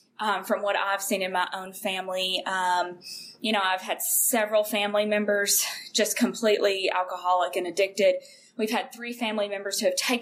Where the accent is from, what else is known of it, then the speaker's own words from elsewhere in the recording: Kentucky, United States; moved away; I am from Kentucky, a really small town in Kentucky, population of about 5,000 in the county